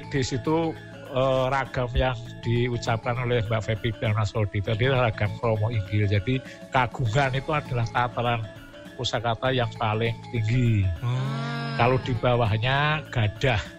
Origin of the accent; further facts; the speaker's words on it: Java, Indonesia; saya yang lahir di Jawa, besar di Jawa